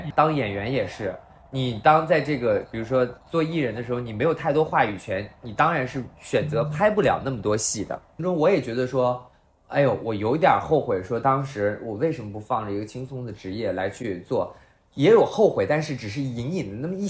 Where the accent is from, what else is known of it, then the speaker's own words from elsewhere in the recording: Handan, Hebei, China; 我家在河北邯郸，